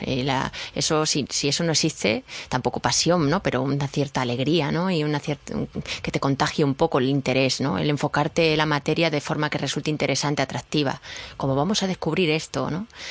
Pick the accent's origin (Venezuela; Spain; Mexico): Spain; Badajoz, Extremadura; moved away; mi tierra, en Badajoz, donde yo estudié